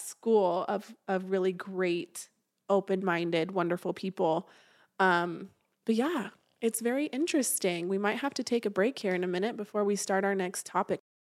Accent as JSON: {"language": "English", "town": "St. George", "region": "Utah", "country": "United States", "tie": "born or raised there", "said": "I grew up down in Saint George, Utah."}